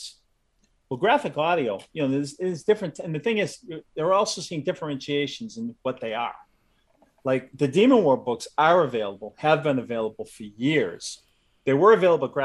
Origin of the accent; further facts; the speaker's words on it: Massachusetts, United States; also born or lived in Southern California; I live in Massachusetts. I grew up in Massachusetts.